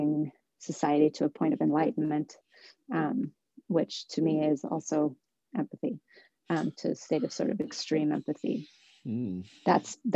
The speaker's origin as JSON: {"language": "English", "town": "Somerville", "region": "Massachusetts", "country": "United States", "tie": "born or raised there", "said": "I was born and raised in Somerville"}